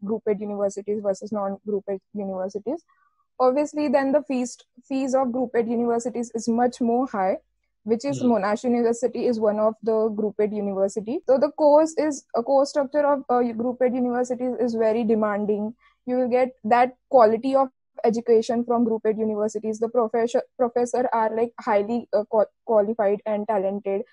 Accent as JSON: {"language": "English", "town": "Mumbai", "region": "Maharashtra", "country": "India", "moved": "as an adult", "lives_now": "Melbourne, Australia", "said": "I'm from Mumbai, Maharashtra."}